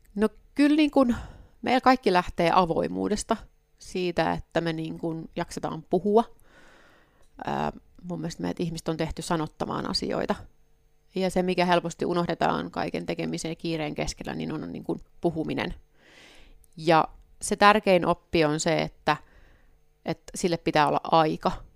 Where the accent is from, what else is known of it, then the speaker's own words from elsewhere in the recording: Soini, South Ostrobothnia, Finland; now in Helsinki, Finland; mä oon Pohjanmaalta kotosin, niin Soini, missä niin vanhemmat on